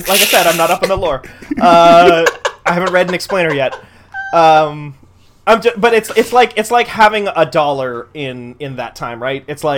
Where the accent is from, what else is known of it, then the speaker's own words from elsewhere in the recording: North Dakota, United States; my home state of North Dakota